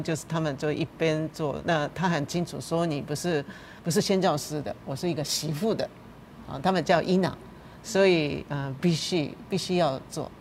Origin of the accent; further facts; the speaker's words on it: Japan; Chinese is a second language; moved away as an adult; now in Taiwan; 我在怀念我自己的故乡，跟牧师一样，就是大概的就富士山，那个风景